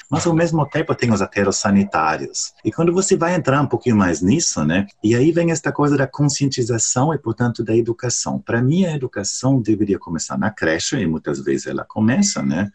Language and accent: Portuguese; Germany; Portuguese is a second language; moved away